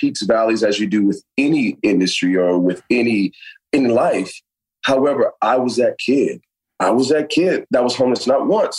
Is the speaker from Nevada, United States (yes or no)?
no; Miami, Florida, United States; now in Los Angeles, United States; I'm a kid that's from the South. I'm from Miami, Florida. I'm from the real Miami, man. I'm from Carroll City.